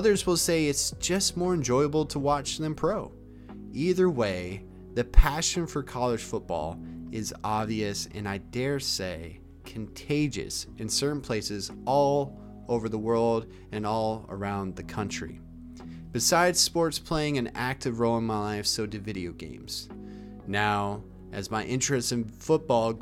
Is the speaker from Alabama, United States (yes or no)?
yes; Alabama, United States; also born or lived in Maine; I was born in Maine and then I moved down to Alabama with my family in the early 2000s